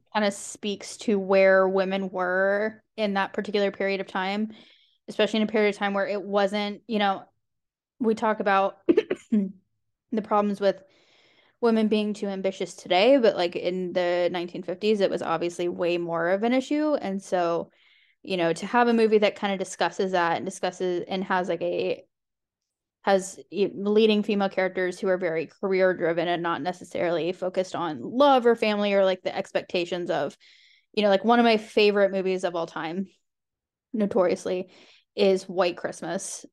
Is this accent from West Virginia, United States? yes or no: yes; West Virginia, United States; my home state